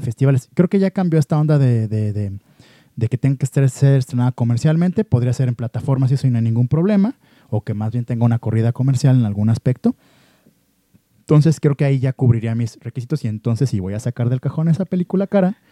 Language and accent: Spanish; Guadalajara, Jalisco, Mexico; como mexicano y sobre todo como tapatío